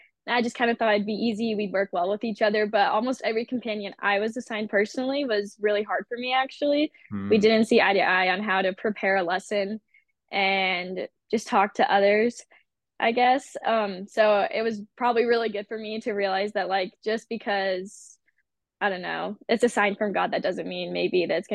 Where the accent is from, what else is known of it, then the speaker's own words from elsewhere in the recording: Washington, United States; also born or lived in Kentucky; when I turned 8, so I moved from Kentucky to Washington, like right before I turned 8